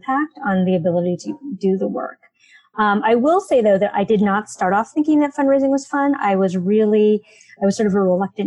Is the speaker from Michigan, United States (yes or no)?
no; San Francisco, California, United States; I grew up in San Francisco